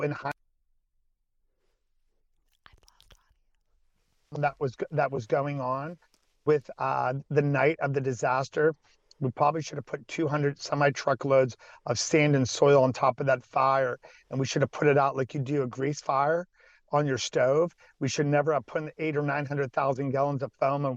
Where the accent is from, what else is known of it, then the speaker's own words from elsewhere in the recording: Salem, Ohio, United States; Salem, which is my hometown